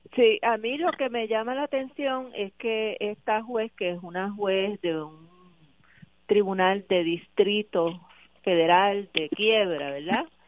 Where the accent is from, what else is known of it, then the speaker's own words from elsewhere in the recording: Puerto Rico; nosotros como puertorriqueños